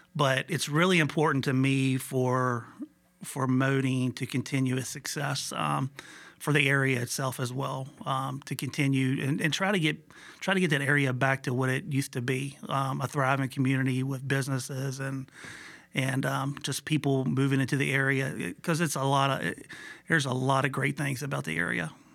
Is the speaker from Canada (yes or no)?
no; Buena Vista, Virginia, United States; also born or lived in Hopewell, Virginia / Harrisonburg, Virginia; I was born and raised in Buena Vista, Virginia